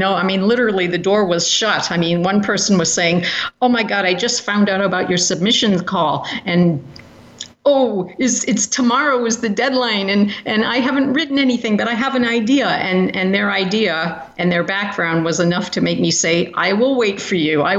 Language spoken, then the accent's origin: English; United Kingdom; now in United States; I'm also British and have lived in Britain for a number of years